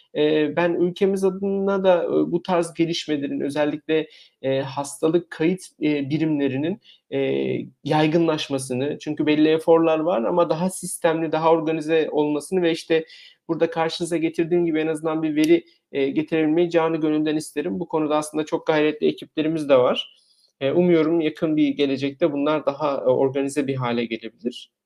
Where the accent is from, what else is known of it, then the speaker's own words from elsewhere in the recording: Eskişehir, Turkey; moved away as an adult; now in Germany; Eskişehir doğumluyum.